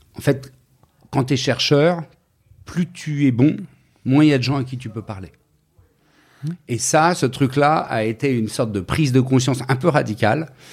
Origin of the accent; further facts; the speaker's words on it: Paris, Île-de-France, France; je suis né à Paris. Je suis parisien, famille de Parisiens